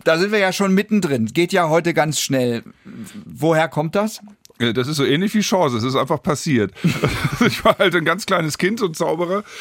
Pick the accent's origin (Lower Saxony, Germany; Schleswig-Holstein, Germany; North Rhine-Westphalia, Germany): Lower Saxony, Germany; Hanover; Geboren und aufgewachsen und geblieben in Hannover